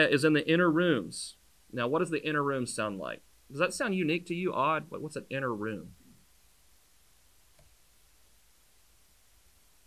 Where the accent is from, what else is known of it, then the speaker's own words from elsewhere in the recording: United States; We as a American culture